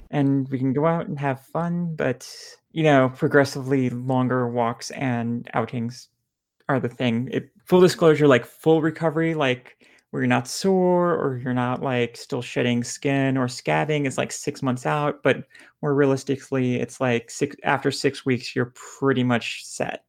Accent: Lebanon; now in Houston, United States; I'm bi trans Lebanese

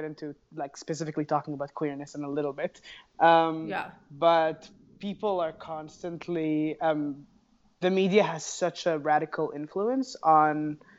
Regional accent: Egypt; now in New York, United States; I am an Egyptian playwright currently based in New York.

